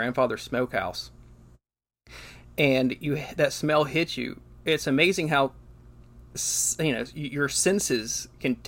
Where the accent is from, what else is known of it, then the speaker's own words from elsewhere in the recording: the South, United States; grew up in the South like we did